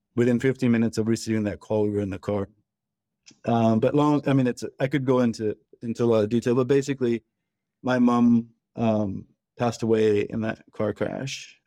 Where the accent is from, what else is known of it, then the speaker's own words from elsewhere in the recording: Pakistan; one of my best friends who I grew up with in Pakistan